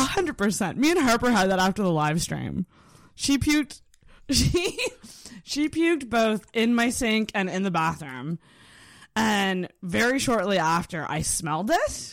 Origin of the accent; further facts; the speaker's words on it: Antigonish, Nova Scotia, Canada; I grew up in Anagonish